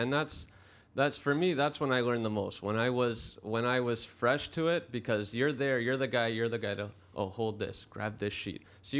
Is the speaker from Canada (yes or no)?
yes; Brampton, Ontario, Canada; I grew up in Brampton, right?